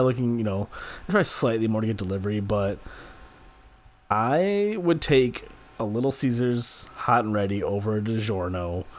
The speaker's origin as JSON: {"language": "English", "town": "Pontiac", "region": "Michigan", "country": "United States", "tie": "born or raised there", "said": "I was born in Pontiac."}